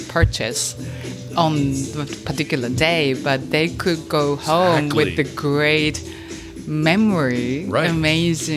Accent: Fukuoka, Japan; English is a second language; In my hometown, Fukuoka.

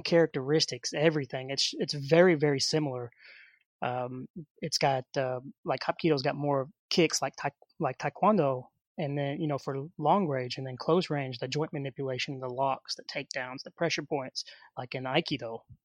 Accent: Hot Springs, Arkansas, United States; I was born in Hot Springs, Arkansas

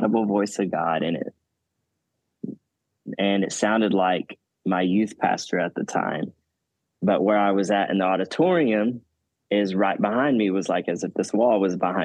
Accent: Arkansas, United States; moved away as an adult; now in Oklahoma, United States; I'm originally from Arkansas.

